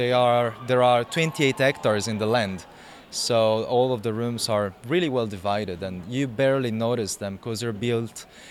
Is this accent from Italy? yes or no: yes; Aggius, Sardinia, Italy; I come from Adjus, which is a very, very unique, small, 1,500 inhabitants.